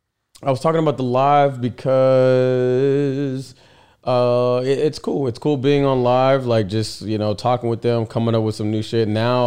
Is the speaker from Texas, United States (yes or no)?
yes; Texas, United States; we're from Texas. We like, that's hurricane